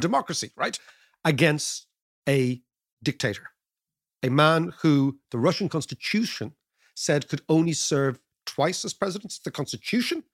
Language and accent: English; Ireland; As an Irish person